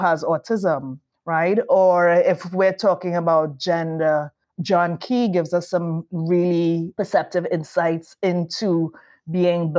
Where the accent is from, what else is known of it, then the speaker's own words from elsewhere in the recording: Trinidad & Tobago; moved away; we're Trinidadian